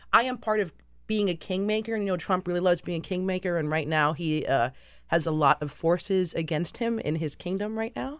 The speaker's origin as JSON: {"language": "English", "country": "United States", "said": "I'm American too, but dad is British, so I grew up in, like, this dual nationality household"}